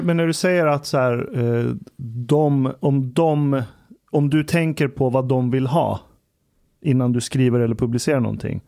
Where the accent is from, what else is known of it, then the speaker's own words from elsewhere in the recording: Iran; now in Sweden; Iran, där jag kommer ifrån